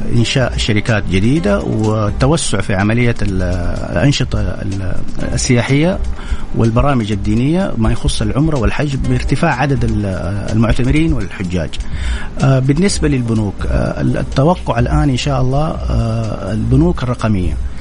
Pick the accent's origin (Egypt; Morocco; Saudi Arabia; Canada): Saudi Arabia; كلنا كسعوديين